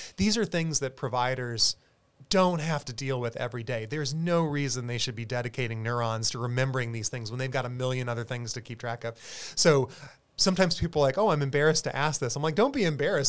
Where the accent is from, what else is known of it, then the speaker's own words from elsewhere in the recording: South Carolina, United States; now in San Antonio, United States; I'm a South Carolinian originally